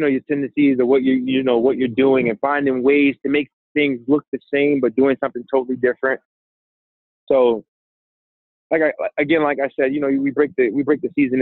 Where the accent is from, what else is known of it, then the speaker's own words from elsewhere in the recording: New York City, New York, United States; as a New Yorker, we take for granted some of the beautiful things that we have here